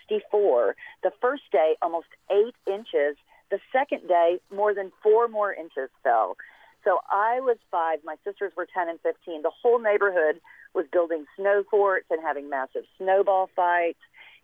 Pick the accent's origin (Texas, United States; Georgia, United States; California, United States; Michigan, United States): Texas, United States; Dallas; I grew up in Dallas, and we even got more snow in Dallas than a lot of places in Texas, but not that much.